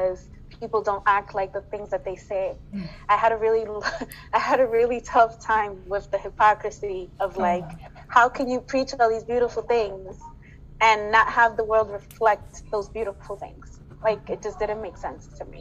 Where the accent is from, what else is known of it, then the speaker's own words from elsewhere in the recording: Dominican Republic; moved away; my home country of Dominican Republic